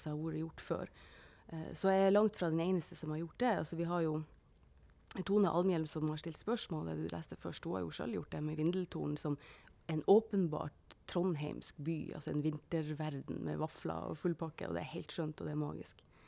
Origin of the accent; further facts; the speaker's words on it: Northern Norway, Norway; det er helt vanlig for oss hjemme i Nord-Norge å si at du slokner på sofaen og sånn